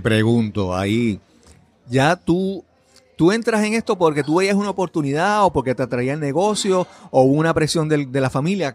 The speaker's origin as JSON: {"language": "Spanish", "country": "Puerto Rico", "said": "nuestro país, en Puerto Rico"}